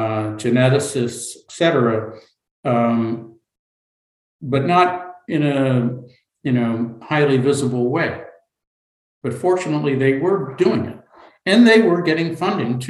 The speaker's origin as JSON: {"language": "English", "country": "United States", "said": "as an American"}